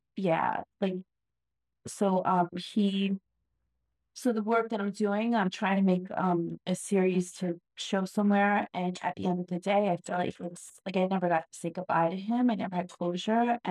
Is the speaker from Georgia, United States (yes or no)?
no; New York, United States; I grew up in New York